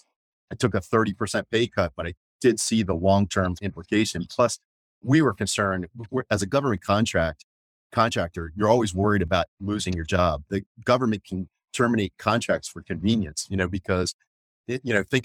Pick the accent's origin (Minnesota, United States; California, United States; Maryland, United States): Maryland, United States; I am from Maryland. I'm from about an hour from where we presently are located